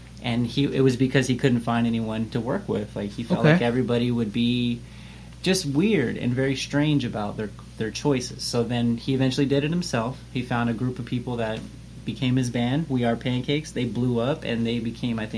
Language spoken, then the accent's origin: English; Las Vegas, Nevada, United States; Vegas is such an interesting place, and I haven't lived anywhere else